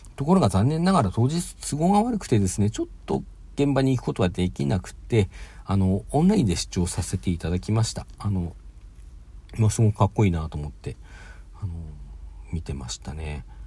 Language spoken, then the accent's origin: Japanese; Hokkaido, Japan; 私北海道出身なんで